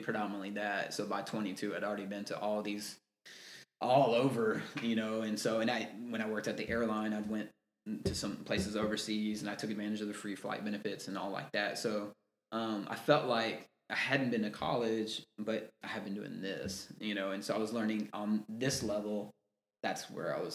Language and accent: English; Texas, United States; I'm from Texas